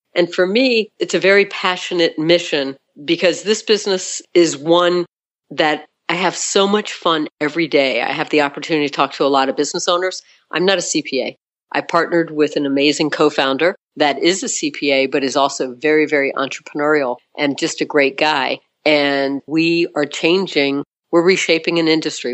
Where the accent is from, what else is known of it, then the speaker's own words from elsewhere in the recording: South Florida, United States; So I was born in South Florida, and I was born one of five kids.